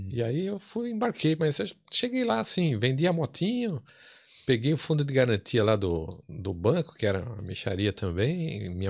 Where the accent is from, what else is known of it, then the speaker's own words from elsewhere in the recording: São Paulo, Brazil; also born or lived in Campinas; nasci e boa parte, grande parte da minha vida morei em São Paulo, capital.